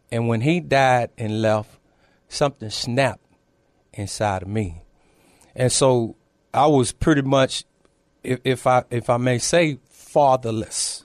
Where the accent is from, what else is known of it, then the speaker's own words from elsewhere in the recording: Temple, Texas, United States; now in San Antonio, United States; I'm originally from a small town, uh, north of here, Temple, Texas.